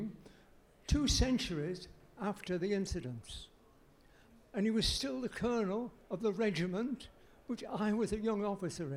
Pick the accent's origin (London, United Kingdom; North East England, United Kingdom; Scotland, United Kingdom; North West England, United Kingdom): North West England, United Kingdom; Carlisle; also born or lived in Northumbria; I'm a Cumbrian, and I come from Northumbria